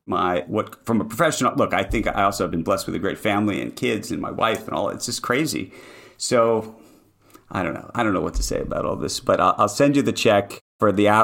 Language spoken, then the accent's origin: English; New York, United States; It's Central Park West. Now, by the way, Upper West Side at late 70s, not what it is today, but yes.